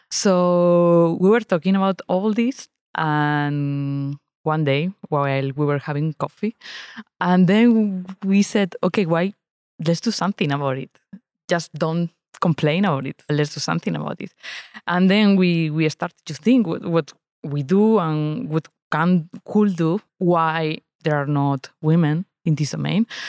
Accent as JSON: {"language": "English", "country": "Spain", "tie": "born or raised there", "moved": "yes", "lives_now": "Lausanne, Switzerland", "said": "I live in Lausanne, Switzerland, but I grew up in Spain"}